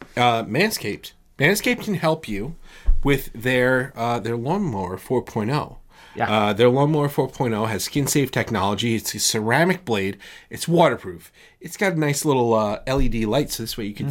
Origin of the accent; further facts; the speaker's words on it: New York, United States; we're we're from New York. We're here in New York